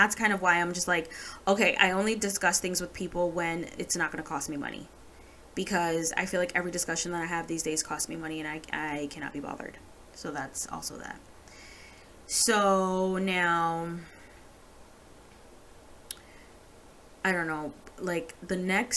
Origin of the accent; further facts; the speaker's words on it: Jamaica; I'm Jamaican